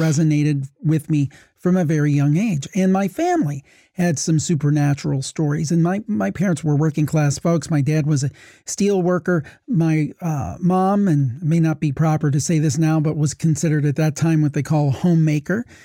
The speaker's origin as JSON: {"language": "English", "region": "Ohio", "country": "United States", "tie": "born or raised there", "said": "I've born and raised in Ohio"}